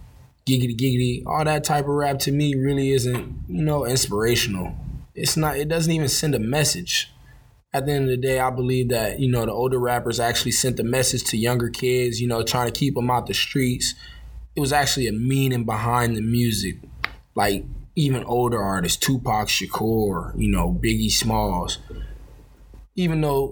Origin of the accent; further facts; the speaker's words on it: Los Angeles, California, United States; I'm from South Central LA.